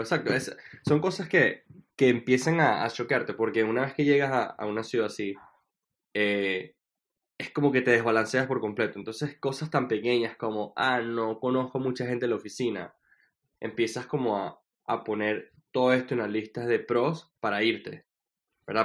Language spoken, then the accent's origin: Spanish; Venezuela; also born or lived in Washington; now in New York, United States; yo no me salí de Venezuela